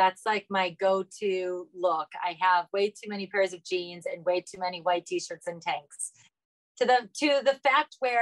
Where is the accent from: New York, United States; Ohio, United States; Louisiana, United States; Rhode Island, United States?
Ohio, United States; I'm from Ohio